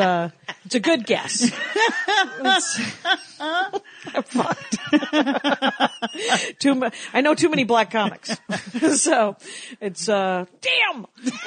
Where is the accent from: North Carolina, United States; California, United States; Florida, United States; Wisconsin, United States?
Wisconsin, United States; And because I'm from Wisconsin.